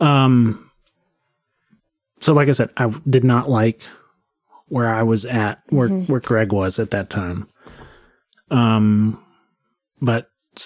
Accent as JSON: {"language": "English", "region": "rural Western North Carolina", "country": "United States", "tie": "born or raised there", "said": "so I grew up in rural Western North Carolina"}